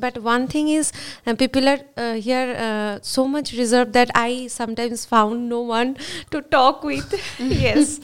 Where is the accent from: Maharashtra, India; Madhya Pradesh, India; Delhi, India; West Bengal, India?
West Bengal, India; English is a second language; now in Pune, India; I'm from India. Yeah. State called West Bengal